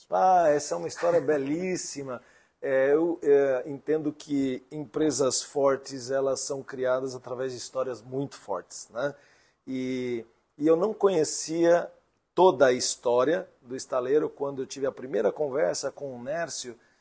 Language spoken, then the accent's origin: Portuguese; São Paulo, Brazil; moved away as an adult; also born or lived in Indaiatuba, São Paulo / Santa Catarina; Sou paulistano da Gema